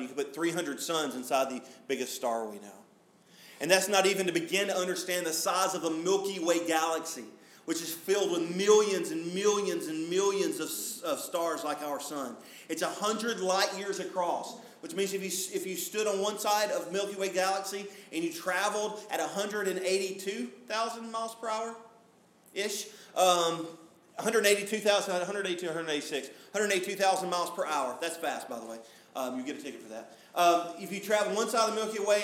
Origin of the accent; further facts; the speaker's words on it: Smoky Mountains, United States; I grew up driving in the Smoky Mountains